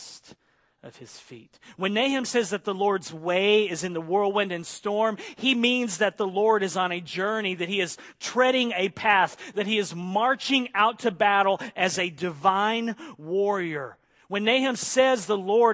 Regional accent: Oklahoma, United States; moved away; I grew up in Oklahoma in Tornado Alley

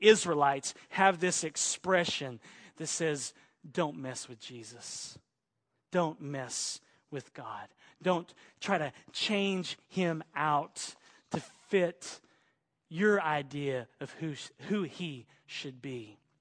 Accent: Oklahoma, United States; also born or lived in Arkansas / Texas / Los Angeles; now in Central Coast, California, United States; I was bo-, born in Arkansas, raised in Oklahoma, so I'm an Okie.

